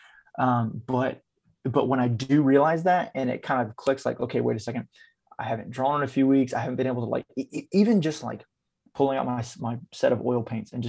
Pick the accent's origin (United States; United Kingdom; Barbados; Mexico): United States; Texas; I grew up around that in Texas.